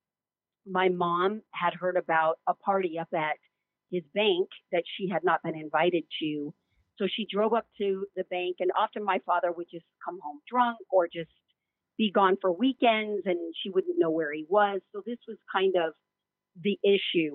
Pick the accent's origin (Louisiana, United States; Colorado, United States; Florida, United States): Colorado, United States; I grew up in Colorado